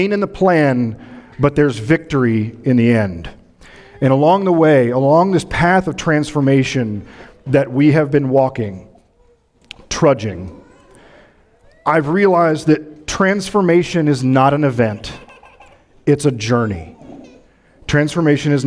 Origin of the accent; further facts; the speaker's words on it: Midwest, United States; moved away; I'm from the Midwest, so these mornings are like home to me